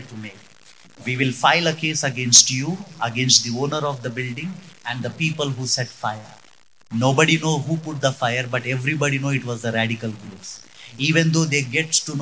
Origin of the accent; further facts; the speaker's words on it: Hubli, Karnataka, India; moved away as an adult; now in Mysore, India; I am from Hubli.